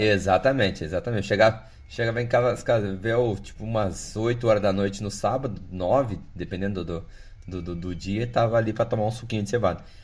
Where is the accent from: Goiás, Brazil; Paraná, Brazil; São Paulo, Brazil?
Paraná, Brazil; Cascavel; eu sou aqui de Cascavel